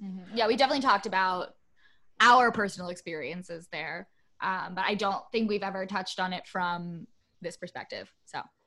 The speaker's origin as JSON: {"language": "English", "country": "United States", "said": "being an American traveling somewhere else"}